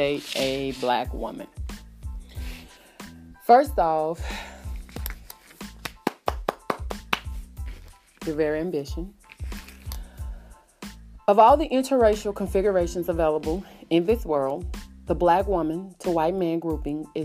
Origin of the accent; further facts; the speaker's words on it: the South, United States; Now, I'm from the South